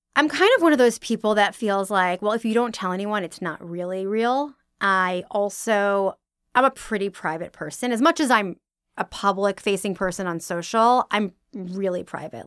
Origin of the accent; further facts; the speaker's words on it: originally Long Island, New York, United States; I am from New York, originally Long Island